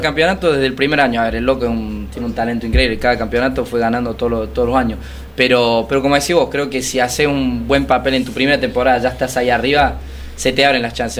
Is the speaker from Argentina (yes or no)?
yes; Córdoba, Argentina; accent: cordobés; moved away as an adult; also born or lived in France; Y yo crecí en Córdoba, crecí en el campo